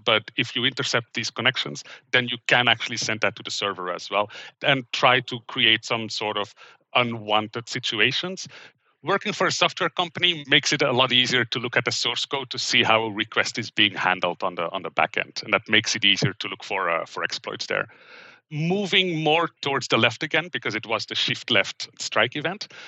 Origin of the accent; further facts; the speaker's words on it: Belgium; English is a second language; moved away as an adult; also born or lived in Middle East / Vancouver, Canada; now in Seattle, United States; I grew up in Belgium